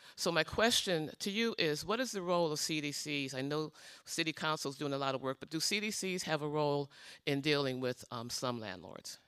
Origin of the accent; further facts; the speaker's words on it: Cleveland, Ohio, United States; now in Beachwood, United States; in Cleveland, and I grew up in Cleveland.